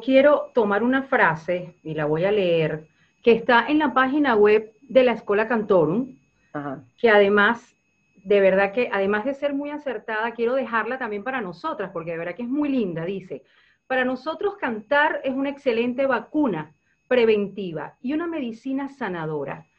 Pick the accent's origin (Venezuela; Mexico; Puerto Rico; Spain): Venezuela; Yo como venezolana